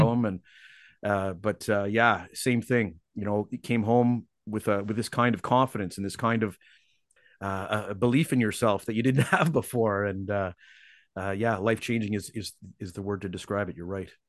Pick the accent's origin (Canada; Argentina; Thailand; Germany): Canada; also born or lived in Seattle, United States; now in Vancouver, Canada; as a Canadian